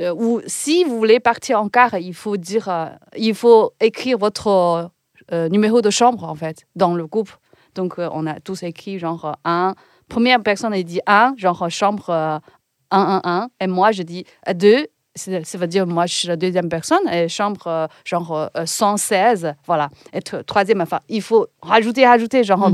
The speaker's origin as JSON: {"language": "French", "town": "Ningbo", "region": "Zhejiang", "country": "China", "tie": "born or raised there", "second_language": "French", "moved": "as an adult", "lives_now": "France", "said": "je devais retourner dans, dans ma ville natale, Ningbo. C'est une ville à côté de Shanghai"}